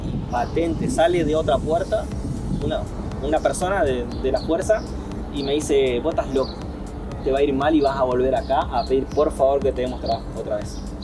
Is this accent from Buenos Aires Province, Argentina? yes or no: no; Paraná, Entre Ríos, Argentina; soy paranaense, soy de Paraná, nací en el hospital San Roque, el hospital eh, público ahí de, mi ciudad